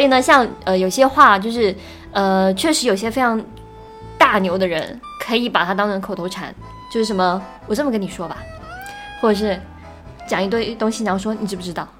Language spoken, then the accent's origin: Chinese; Guangdong, China; 因为我是广东人嘛